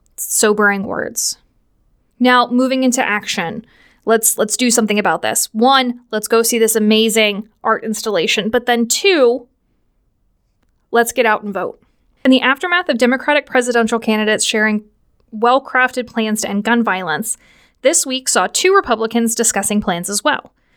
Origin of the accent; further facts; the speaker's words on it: Washington, Pennsylvania, United States; I am from the Pittsburgh area. I hail from good old Washington, P A, which essentially makes me a yinzer.